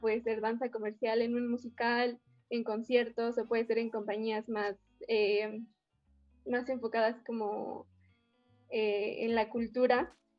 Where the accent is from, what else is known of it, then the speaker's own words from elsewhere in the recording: Mexico City, Mexico; vivo aquí en la ciudad y nací también aquí en la ciudad